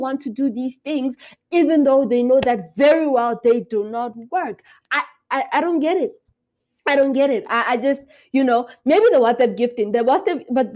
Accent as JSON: {"language": "English", "country": "Lesotho", "moved": "as an adult", "said": "I am from Lesotho"}